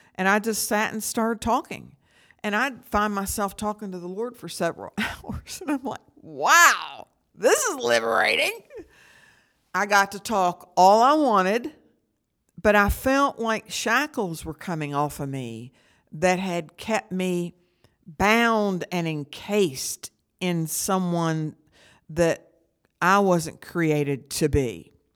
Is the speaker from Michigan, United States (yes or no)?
no; St. Albans, West Virginia, United States; I grew up in Saint Albans, West Virginia